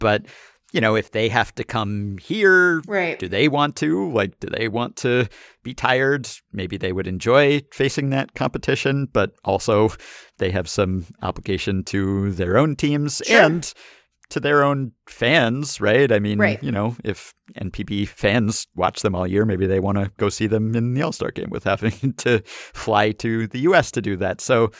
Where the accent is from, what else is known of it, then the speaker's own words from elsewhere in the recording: Minneapolis, Minnesota, United States; it was in my hometown of Minneapolis